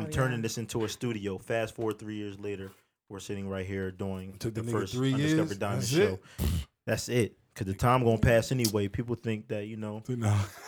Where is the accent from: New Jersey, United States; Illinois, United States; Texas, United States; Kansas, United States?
New Jersey, United States; Willingboro; I'm from Willingboro, New Jersey